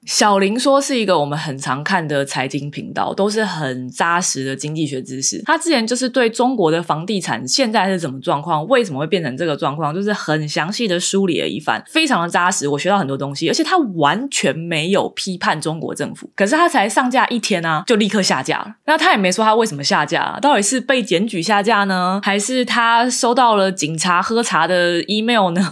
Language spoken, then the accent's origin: Chinese; Taiwan; moved away as an adult; now in United States; 我觉得出生在台湾真的蛮幸福的